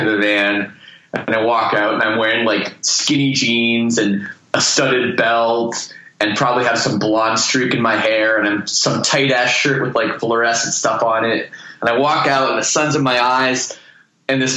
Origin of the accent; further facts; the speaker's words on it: Toronto, Ontario, Canada; moved away as an adult; now in Windsor, Canada; I'm from Toronto